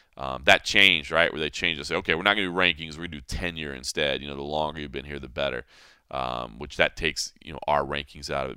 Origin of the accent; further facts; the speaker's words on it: Texas, United States; moved away; that being my home state